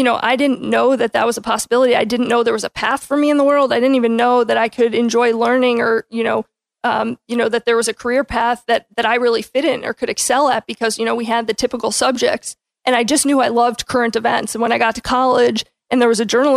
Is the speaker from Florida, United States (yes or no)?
yes; Tampa, Florida, United States; born and raised in Tampa